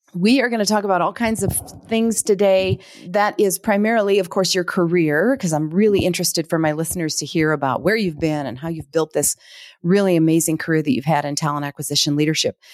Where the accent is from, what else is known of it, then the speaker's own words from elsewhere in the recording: Minneapolis, Minnesota, United States; I'm I'm from the Twin Cities originally